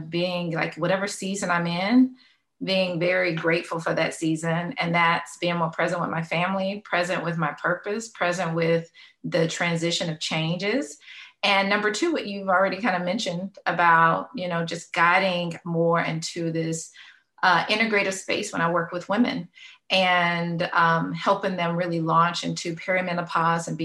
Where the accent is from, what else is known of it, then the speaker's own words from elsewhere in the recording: Louisiana, United States; now in Florida, United States; I'm from Louisiana. I like to claim I'm a Louisiana girl by heart and mind, even though I've been a Floridian technically for a while.